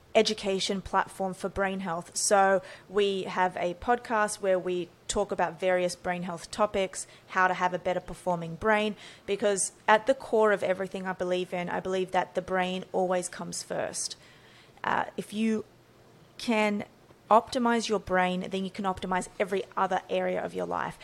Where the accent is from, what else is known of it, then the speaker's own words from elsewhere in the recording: Australia; So born and raised in Australia